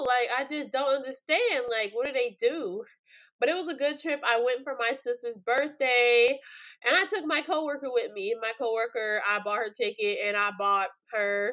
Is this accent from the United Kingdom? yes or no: no; Los Angeles, California, United States; also born or lived in New York; my hometown of sunny California